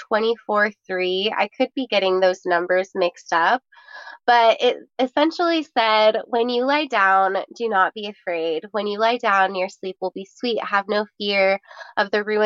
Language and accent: English; Lake Tahoe, United States; I was super blessed to have grown up in Lake Tahoe